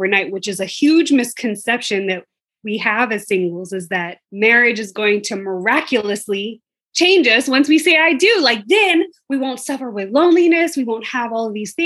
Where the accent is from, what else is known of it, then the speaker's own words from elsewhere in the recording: Atlanta, Georgia, United States; moved away as an adult; now in Bermuda; I'm from Atlanta, living in Bermuda.